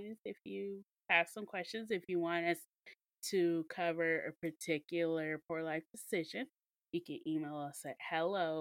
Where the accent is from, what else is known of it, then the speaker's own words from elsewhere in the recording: Mississippi, United States; we're from Mississippi. We're from the hospitality state